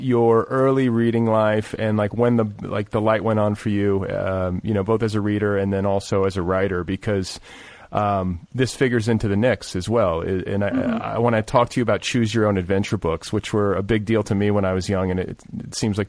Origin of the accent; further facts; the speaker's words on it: Indiana, United States; Well, you know, I'm from Indiana